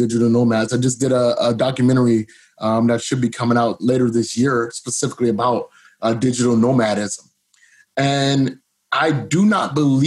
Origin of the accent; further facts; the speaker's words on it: Cleveland, Ohio, United States; moved away; I grew up in Cleveland, Ohio, 99.9% black